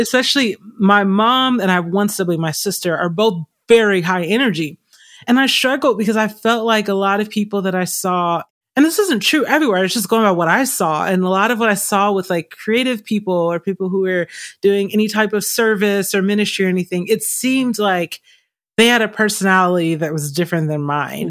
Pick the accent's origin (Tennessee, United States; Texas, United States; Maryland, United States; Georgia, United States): Georgia, United States; Stone Mountain; also born or lived in California; now in Arizona, United States; I grew up in a very creative family. I'm originally from Atlanta, Georgia area, specifically Stone Mountain area, a little outside of Atlanta.